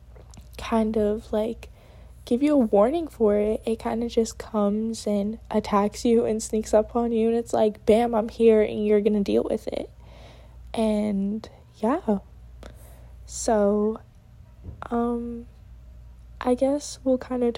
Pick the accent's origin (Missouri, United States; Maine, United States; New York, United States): New York, United States; moved away as an adult; now in Connecticut, United States; I'm from New York, but I do go to school in Connecticut, and I'm out of state